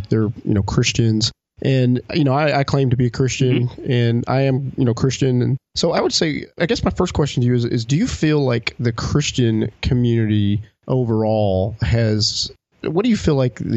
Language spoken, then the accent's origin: English; the South, United States; I grew up in the South, too